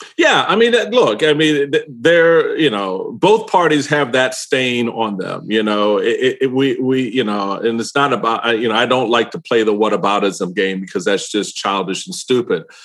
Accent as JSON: {"language": "English", "town": "Washington", "region": "District of Columbia", "country": "United States", "tie": "born or raised there", "said": "I grew up in Washington D.C."}